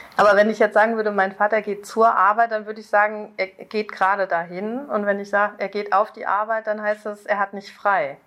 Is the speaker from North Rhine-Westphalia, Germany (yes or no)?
yes; North Rhine-Westphalia, Germany; ich komme aus Südwestfalen